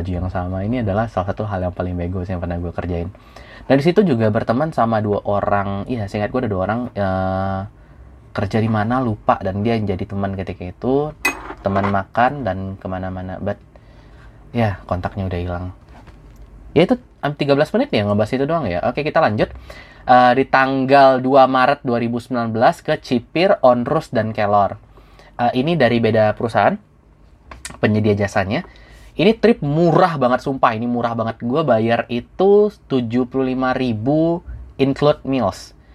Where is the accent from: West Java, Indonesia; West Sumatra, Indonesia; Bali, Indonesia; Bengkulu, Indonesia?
West Sumatra, Indonesia; Padang; since gue orang Padang juga